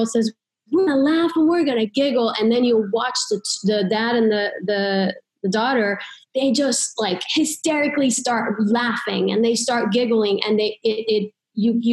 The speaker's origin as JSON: {"language": "English", "country": "Iran", "tie": "born or raised there", "moved": "yes", "said": "I grew up in Iran, and when I was little, there was war and there were bombs"}